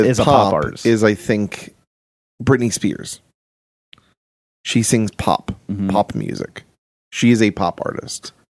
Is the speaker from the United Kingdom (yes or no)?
yes; London, United Kingdom; I'm from London. I'm from Britain.